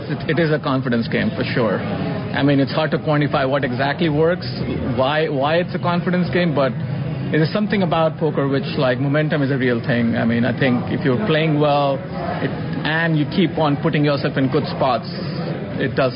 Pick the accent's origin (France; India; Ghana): India; now in United States; I'm an Indian. I was born in India